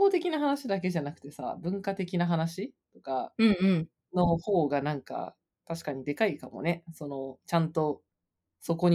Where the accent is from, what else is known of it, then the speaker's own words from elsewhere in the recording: Kansai, Japan; accent: Kansai-ben; moved away as an adult; now in Vancouver, Canada; 私は関西人